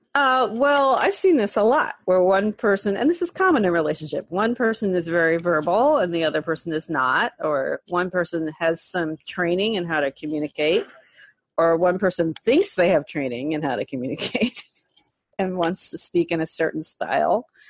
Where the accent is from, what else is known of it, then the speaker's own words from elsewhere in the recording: San Francisco, California, United States; I grew up in San Francisco in the 70s